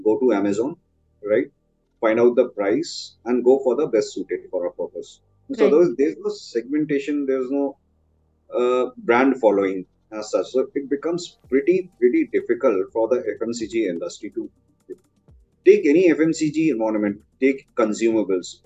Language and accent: English; India; our country, India